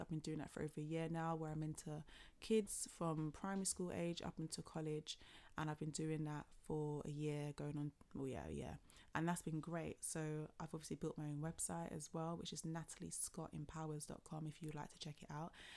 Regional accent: London, United Kingdom; Born and bred in London

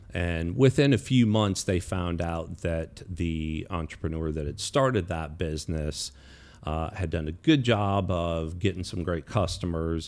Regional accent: Virginia, United States; I grew up in Virginia.

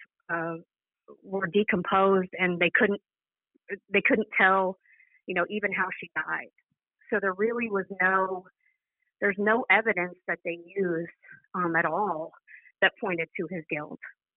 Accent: Midwest, United States; I grew up in the Midwest

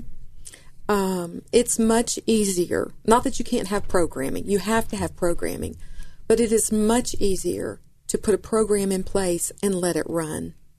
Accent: Atlanta, Georgia, United States; moved away as an adult; now in Memphis, United States; I grew up in Atlanta

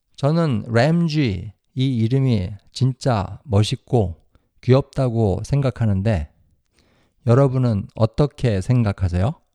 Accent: South Korea; now in United States; 저랑 제 와이프는 100% 한국 사람이에요.

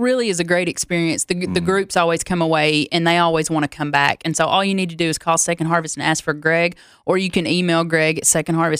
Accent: Loretta, Tennessee, United States; My hometown is 12 miles from the Alabama border, but I am solely a Tennessee girl, born and raised Tennessee.

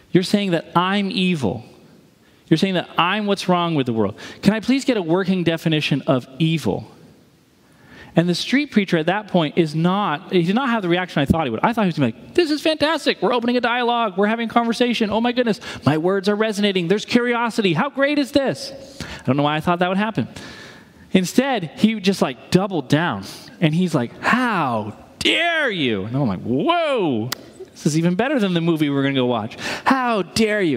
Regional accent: New England, United States; moved away; I'm from New England.

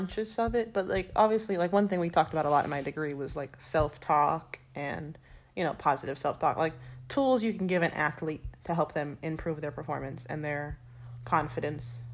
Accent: Florida, United States; moved away as an adult; also born or lived in Ireland; I'm from Florida

